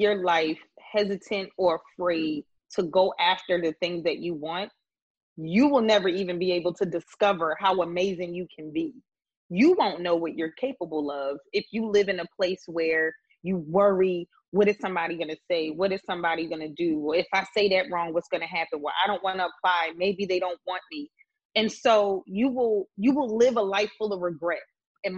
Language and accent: English; Philadelphia, Pennsylvania, United States; accent: East Coast; I am very proud that I am from Philadelphia, Pennsylvania